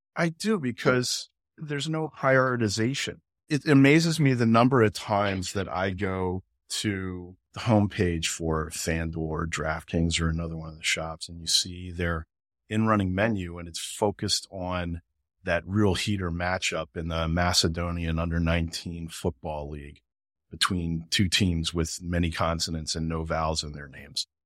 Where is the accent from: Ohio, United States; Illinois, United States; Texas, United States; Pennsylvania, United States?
Pennsylvania, United States; Philadelphia; I'm American. I grew up in Philadelphia